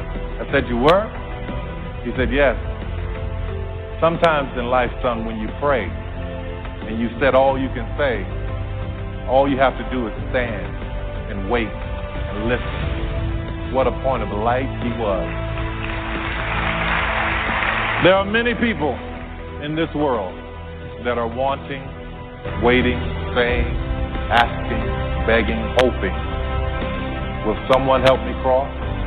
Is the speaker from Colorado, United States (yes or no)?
no; New Orleans, Louisiana, United States; I grew up in New Orleans. My mother worked as a daycare assistant at the Jewish Community Center.